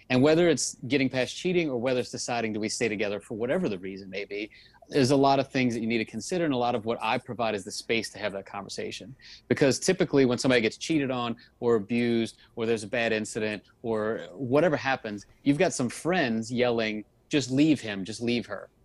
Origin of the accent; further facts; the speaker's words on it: New Orleans, Louisiana, United States; now in Miami, United States; I'm, I'm originally from New Orleans, so I'm not a Miami native